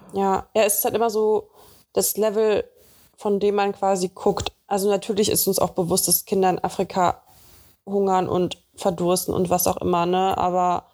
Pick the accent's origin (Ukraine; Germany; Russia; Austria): Russia; moved away; bei uns in Russland